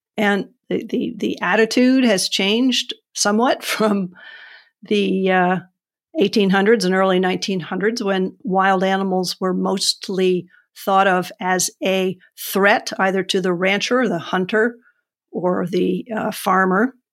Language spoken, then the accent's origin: English; New Hampshire, United States; I'm from New Hampshire